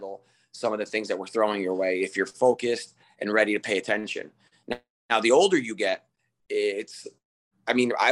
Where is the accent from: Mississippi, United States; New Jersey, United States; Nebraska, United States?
New Jersey, United States; Harrison; also born or lived in Brazil; I played soccer growing up in Harrison